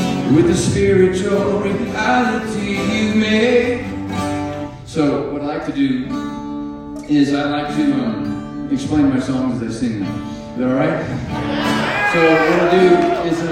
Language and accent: English; Alaska, United States; moved away as an adult; also born or lived in Durango, Colorado; now in Texas, United States; I am not from Texas. I am from Alaska. I was born and raised on a little island. I grew up on a fishing boat